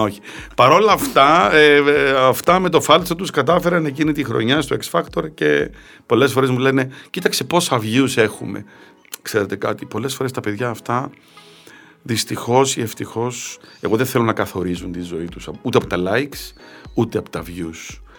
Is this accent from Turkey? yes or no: no; Cyprus; now in Greece; Εμείς στην Κύπρο κοτόπουλο πατάτες